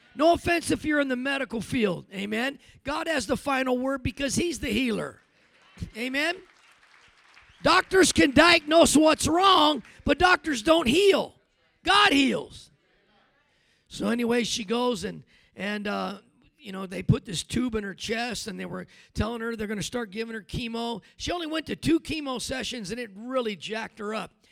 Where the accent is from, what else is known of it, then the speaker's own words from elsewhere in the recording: California, United States; moved away; I was from Cali